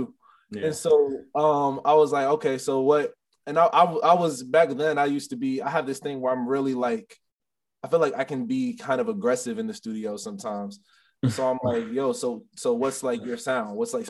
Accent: Maryland, United States; also born or lived in Illinois; Cause I'm originally from Maryland, but I lived in Illinois, and I lived in like a small little rural town.

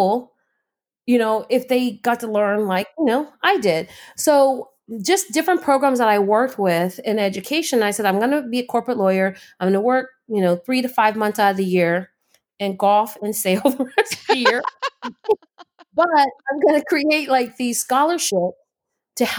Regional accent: California, United States; moved away; I'm from California

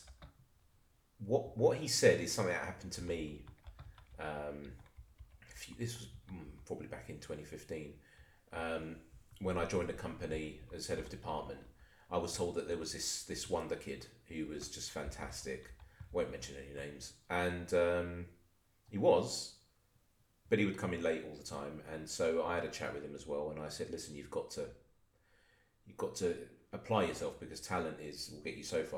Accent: London, United Kingdom; I'm from Palmer's Green in North London

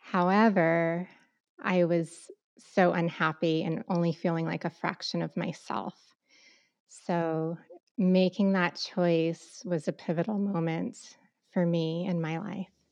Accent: Southeast Arizona, United States; growing up in Southeast Arizona

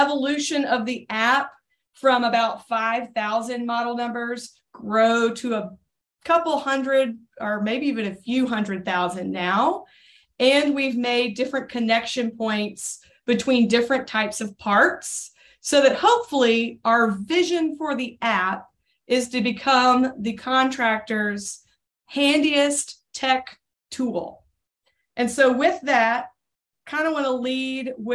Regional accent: Birmingham, Alabama, United States; now in Nashville, United States; I grew up as a volunteer for life in Birmingham, Alabama

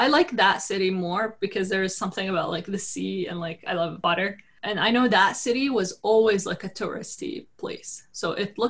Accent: Jordan; moved away; also born or lived in Toronto, Canada; I was born and raised in Jordan

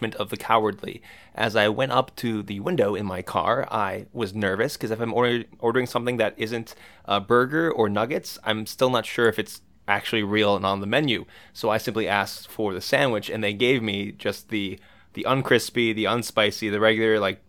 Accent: United States; as an American

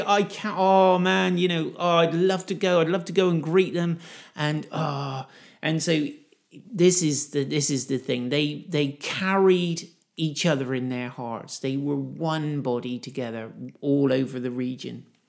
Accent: United Kingdom; I'm a Brit.

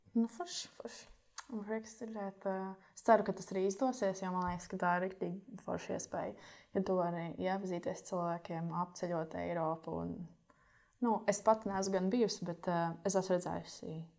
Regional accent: Latvia; mums Latvijā

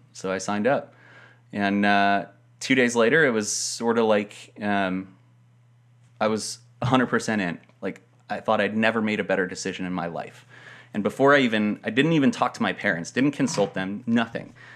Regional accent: Denver, Colorado, United States; moved away; I grew up in Denver, or just outside of Denver

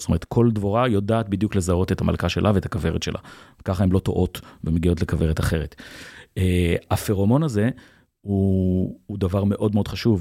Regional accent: Kfar Monash, Central District, Israel; גדלתי בעמק חפר

